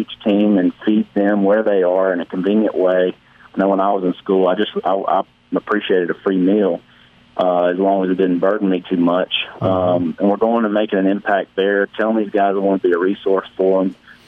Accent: Oak Grove, Mississippi, United States; People like Trey Cuevas and Keith Winstead, though, I came from Oak Grove

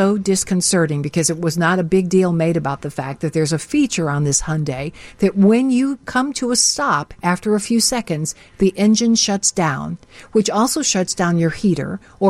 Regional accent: Chicago, Illinois, United States; also born or lived in Frog Jump, Tennessee; when I was growing up in Chicago, this is where we went on dates.

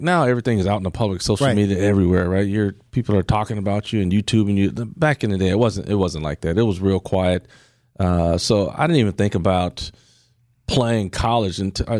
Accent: Milwaukee, Wisconsin, United States; I grew up in Milwaukee.

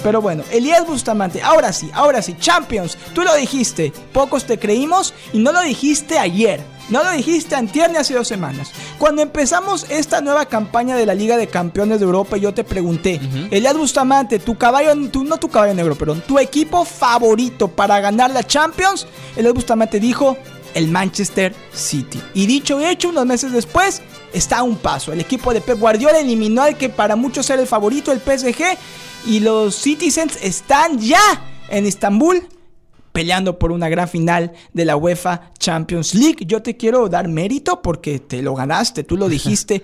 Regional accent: Mexico; now in West Palm Beach, United States; Yo soy mexicano

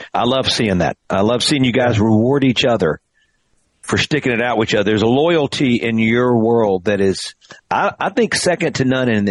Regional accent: Greenville, Mississippi, United States; moved away as an adult; also born or lived in Nashville; I grew up in Greenville, Mississippi. I moved back to Greenville.

